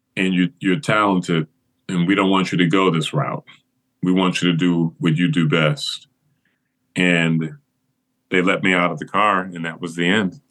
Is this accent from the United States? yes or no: yes; Flint, Michigan, United States; I grew up in Flint, Michigan